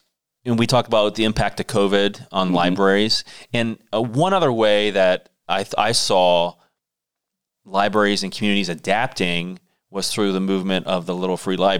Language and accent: English; Beach City, Ohio, United States; I grew up in Beach City, and so our big rival was, I went to Fairless High School, was Tuslaw.